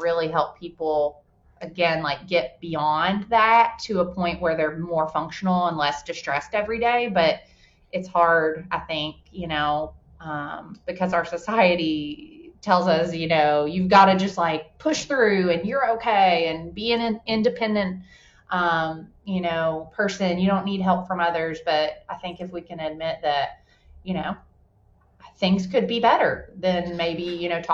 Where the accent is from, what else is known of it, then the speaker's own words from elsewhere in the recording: Louisville, Kentucky, United States; I grew up in the Germantown area, you know, like Eastern Parkway, Preston Highway. That's my home.